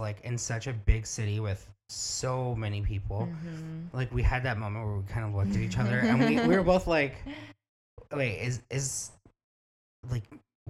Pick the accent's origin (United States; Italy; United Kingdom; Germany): United States; Miami, Florida; accent: Miami; now in Los Angeles, United States; We're both from Miami